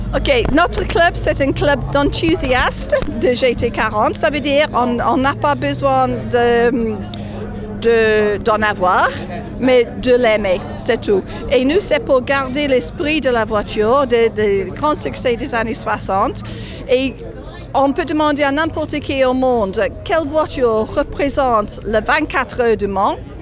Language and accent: French; England, United Kingdom; je suis anglaise